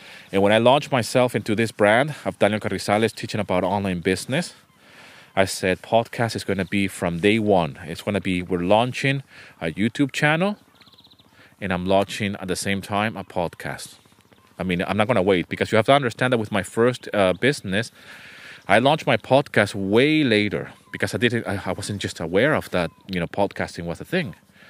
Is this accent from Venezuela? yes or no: yes; Venezuela; English is a second language; also born or lived in United Kingdom / Canada; I was born in the UK. I was raised in Venezuela. My family is from South America, from Venezuela. But then we moved to Canada. And then from Canada, we went back to Venezuela.